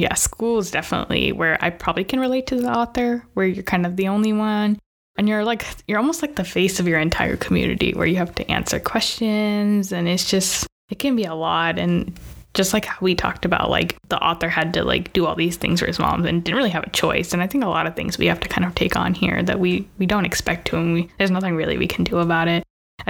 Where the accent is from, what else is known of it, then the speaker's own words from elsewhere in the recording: United States; Another part that may not be the case for us, because we grew up in pretty diverse places in the US